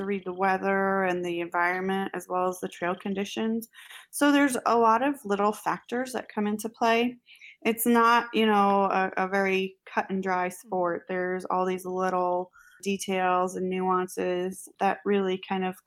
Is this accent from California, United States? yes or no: no; Falmouth, Massachusetts, United States; moved away as an adult; also born or lived in Boston, Massachusetts; now in Alaska, United States; Yes, I am from the Cape originally. I grew up in the town of Falmouth